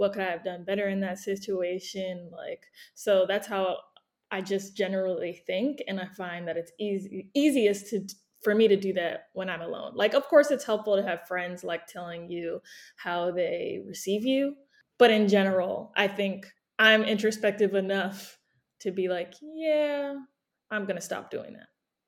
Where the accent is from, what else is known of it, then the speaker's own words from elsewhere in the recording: Maryland, United States; born there; When people ask me where I'm from, that's a whole nother thing. I was born in Maryland, though.